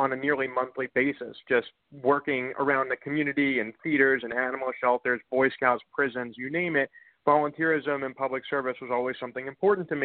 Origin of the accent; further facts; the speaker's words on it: Bethesda, Maryland, United States; I grew up in Bethesda, Maryland